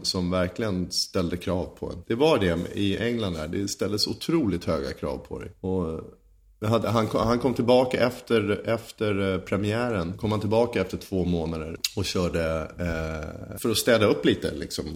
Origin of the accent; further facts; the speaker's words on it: Huddinge, Stockholm County, Sweden; född och uppvuxen i Huddinge 1975 föddes jag.